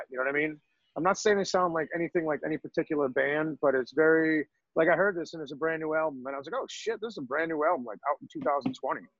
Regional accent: New York, United States; growing up in New York

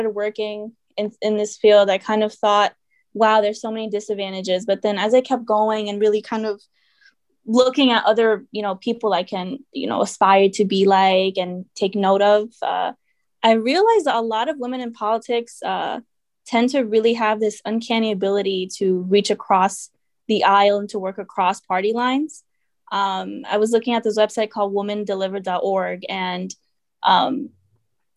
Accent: Connecticut, United States; also born or lived in Venezuela / Peru / Bridgeport, Connecticut / Shelton, Connecticut; I was born in Venezuela, but also lived in my early toddler childhood years in Peru. I moved to Connecticut in about second grade, third grade. And I pretty much started off in Bridgeport

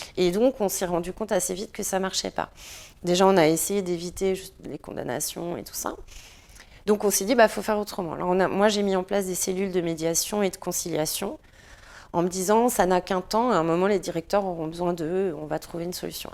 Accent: France; en tant que Français

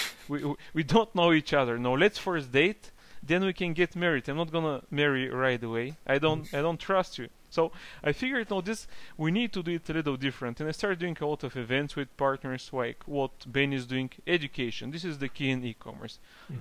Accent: Bulgaria; I'm from Bulgaria originally, so I started from Bulgaria

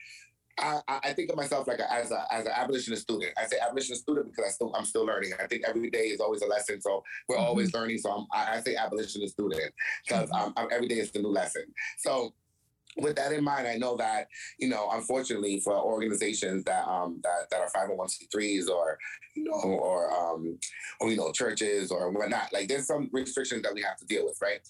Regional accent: New York City, New York, United States; moved away as an adult; also born or lived in Tarrytown, New York / Yonkers, New York; now in New Jersey, United States; I'm from New York, born in Tarrytown, raised in Brooklyn, lived the rest of my life in Yonkers, decided to move back to Brooklyn

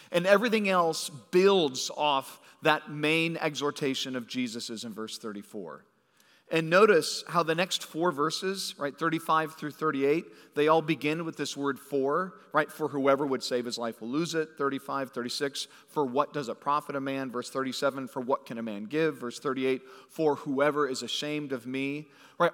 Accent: California, United States; moved away; I grew up in California

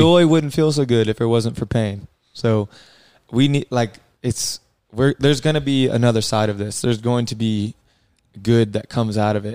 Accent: Columbia, South Carolina, United States; I grew up in Columbia, South Carolina

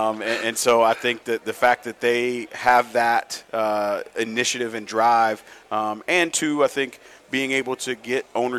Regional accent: St. Louis, Missouri, United States; To those teams outside of just, I'm from St. Louis, I'm a Cardinal fan

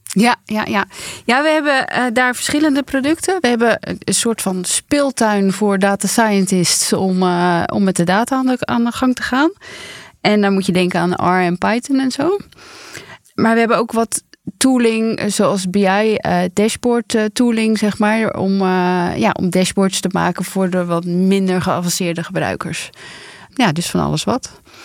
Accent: Randstad, Netherlands; ik kom gewoon uit de Randstad

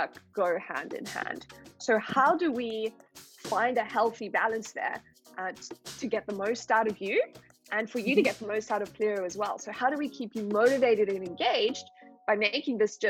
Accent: South Africa; moved away as an adult; also born or lived in Nordics; I come from South Africa with 11 official languages

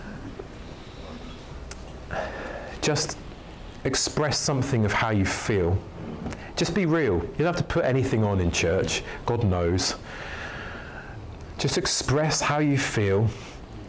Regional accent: London, United Kingdom; also born or lived in Ealing, London / Leeds; I was born in North London in Camden

